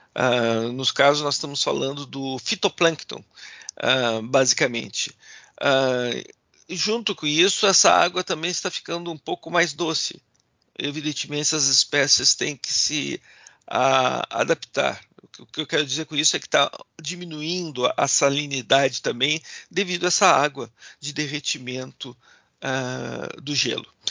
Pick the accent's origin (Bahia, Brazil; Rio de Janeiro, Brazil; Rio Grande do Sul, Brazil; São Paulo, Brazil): Rio Grande do Sul, Brazil; Gaúcho; sendo gaúchos